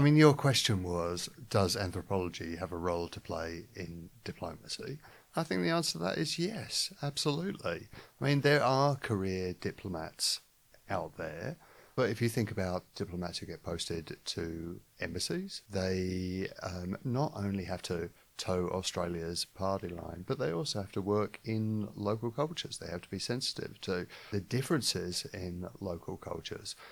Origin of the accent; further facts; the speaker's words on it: London, United Kingdom; am from London